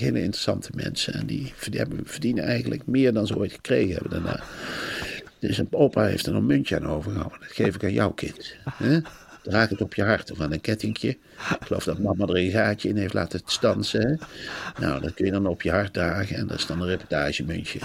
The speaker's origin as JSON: {"language": "Dutch", "town": "Arnhem", "region": "Gelderland", "country": "Netherlands", "said": "ik kom uit Arnhem"}